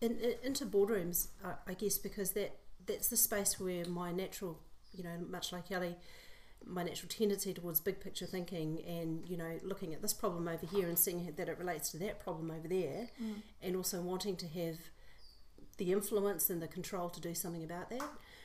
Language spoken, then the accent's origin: English; Port Moresby, National Capital District, Papua New Guinea; moved away; also born or lived in New Zealand; So I'm New Zealand born, but I spent the first part of my life growing up in Port Moresby, Papua New Guinea.